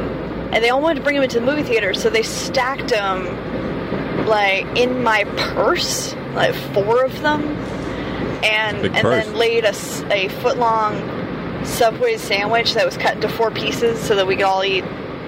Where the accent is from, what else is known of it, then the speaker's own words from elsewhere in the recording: Redondo Beach, California, United States; now in Dallas, United States; I grew up in Redondo Beach, California